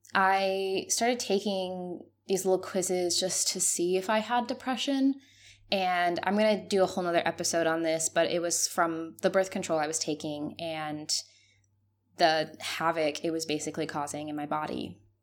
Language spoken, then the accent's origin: English; Mexico; moved away as an adult; As a Mexican, I am very close to my family